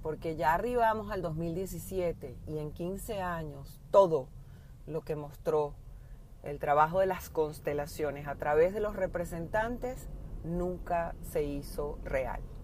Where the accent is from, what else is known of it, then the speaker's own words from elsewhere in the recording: Venezuela; como venezolana